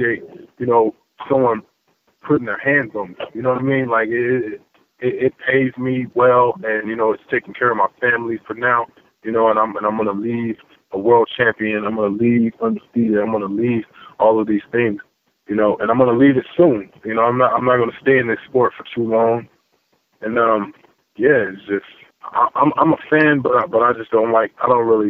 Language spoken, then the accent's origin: English; Missouri, United States; I'm from the Show Me State